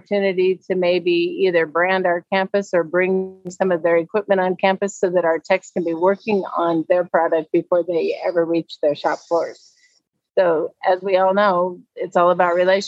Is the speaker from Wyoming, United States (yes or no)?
yes; Wyoming, United States; Growing up in Wyoming